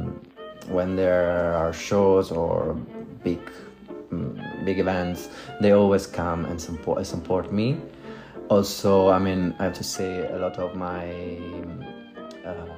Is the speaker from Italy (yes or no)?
yes; Southern Italy, Italy; English is a second language; moved away; I'm from Italy, I'm from the south of Italy